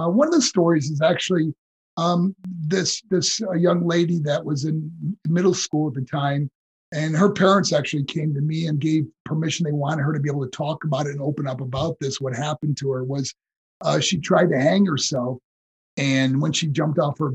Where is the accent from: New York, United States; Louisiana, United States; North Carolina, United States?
New York, United States; moved away as an adult; also born or lived in Colorado Springs, Colorado; my hometown in New York